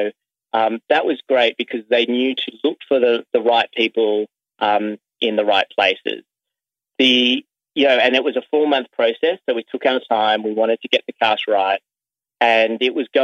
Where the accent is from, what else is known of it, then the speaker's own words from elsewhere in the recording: Sydney, New South Wales, Australia; as a kid growing up in Sydney, Australia